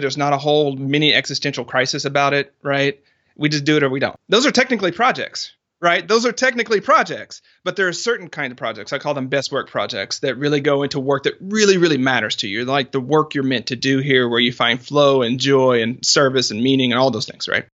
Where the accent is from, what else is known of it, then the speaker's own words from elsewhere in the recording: the South, United States; I'm from the South